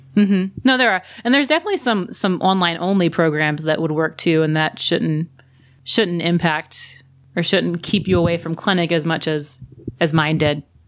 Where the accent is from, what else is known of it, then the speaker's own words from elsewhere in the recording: Louisiana, United States; also born or lived in South Carolina / Birmingham, Alabama; now in New Mexico, United States; I'm originally from Louisiana and then was in South Carolina and then Birmingham